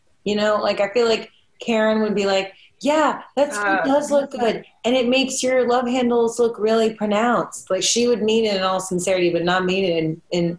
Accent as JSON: {"language": "English", "region": "Midwest", "country": "United States", "tie": "born or raised there", "moved": "yes", "lives_now": "Austin, United States", "said": "I grew up in the Midwest where Halloween was cold all the time. So when I moved to Austin"}